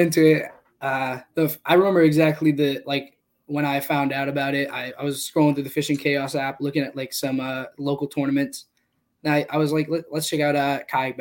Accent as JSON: {"language": "English", "town": "Taunton", "region": "Massachusetts", "country": "United States", "said": "So, I'm from Massachusetts. I'm from Taunton"}